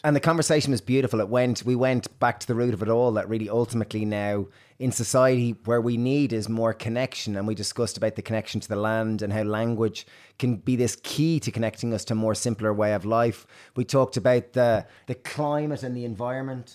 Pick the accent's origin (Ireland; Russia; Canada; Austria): Ireland; Irish, growing up in Ireland